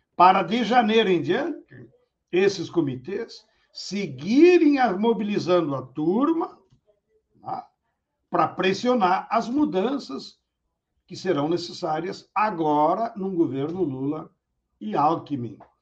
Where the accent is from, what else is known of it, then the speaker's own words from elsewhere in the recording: Rio Grande do Sul, Brazil; Eu, como gaúcho, então tenho que me referenciar nas minhas raízes históricas.